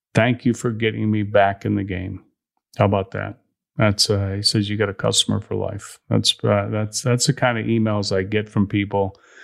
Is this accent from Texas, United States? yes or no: no; Chicago, Illinois, United States; I'm from Chicago